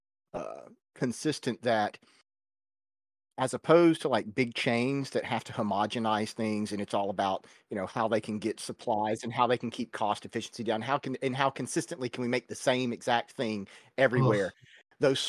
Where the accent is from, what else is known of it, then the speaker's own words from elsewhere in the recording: the South, United States; moved away; I am from the South. We eat a lot of collard greens growing up. My grandmother fixed collards with pretty much every meal